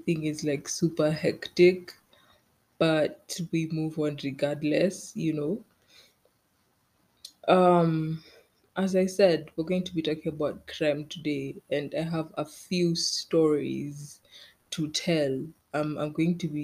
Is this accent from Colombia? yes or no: no; Kenya; I'm Kenyan